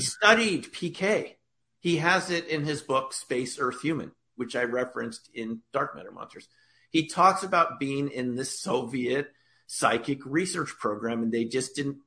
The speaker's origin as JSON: {"language": "English", "region": "New York", "country": "United States", "tie": "born or raised there", "said": "I grew up in the New York area in 1977"}